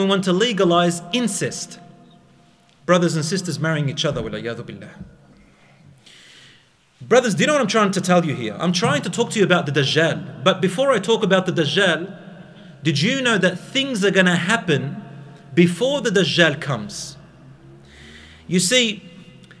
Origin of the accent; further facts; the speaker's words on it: Australia; I'm from Australia